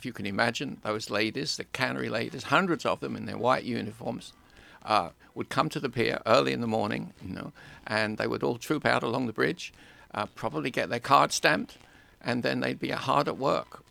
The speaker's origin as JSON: {"language": "English", "region": "London", "country": "United Kingdom", "tie": "born or raised there", "moved": "as an adult", "lives_now": "Astoria, United States", "said": "So I grew up in England, in Greenwich, which is in southeast London, which recently became the Royal Borough of Greenwich"}